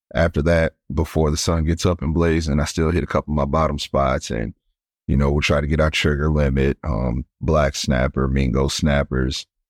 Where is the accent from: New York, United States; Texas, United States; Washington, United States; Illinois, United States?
Illinois, United States; East St. Louis; moved away as an adult; now in Destin, United States; I'm originally from East Saint Louis, Illinois, so right across the river from Saint Louis